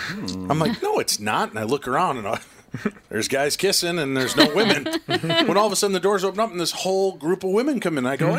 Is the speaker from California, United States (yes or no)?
no; Minnesota, United States; I'm from Minnesota in the state, you know, in the States.